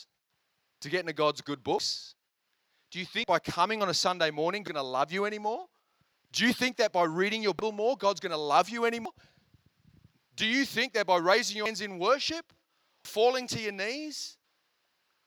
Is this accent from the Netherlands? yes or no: no; India; I'm Indian